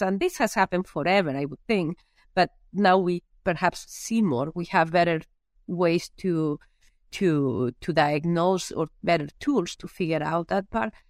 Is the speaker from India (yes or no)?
no; Lleida, Catalonia, Spain; English is a second language; moved away as an adult; also born or lived in Minnesota, United States; now in United States; I am from a very small area in Spain, or a small town in Spain, in an area which I actually, I call it the Iowa of Spain, uh, when it comes down to pigs, right? It's Lleida